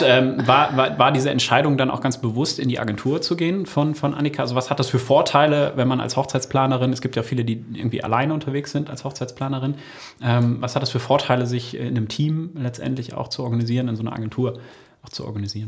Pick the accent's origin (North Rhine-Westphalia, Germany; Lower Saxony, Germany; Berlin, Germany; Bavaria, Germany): Lower Saxony, Germany; Osnabrück; Wir kommen ja aus Osnabrück